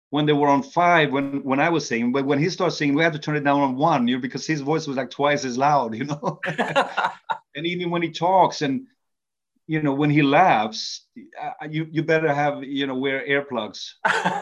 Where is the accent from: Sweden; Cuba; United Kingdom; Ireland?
Sweden; also born or lived in Norway; even though I was born in Norway, but I came to Sweden when I was 2 years old, so I'm considered more, you know, Swedish